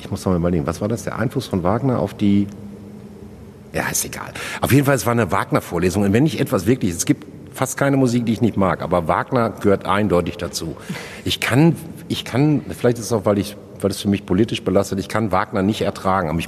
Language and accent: German; Hattingen, North Rhine-Westphalia, Germany; Ich bin in Hattingen groß geworden.